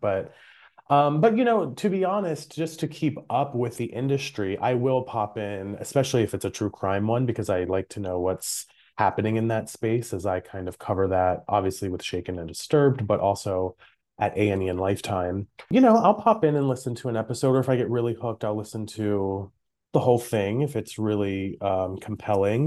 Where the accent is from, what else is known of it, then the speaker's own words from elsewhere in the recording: Maryland, United States; I'm from Maryland.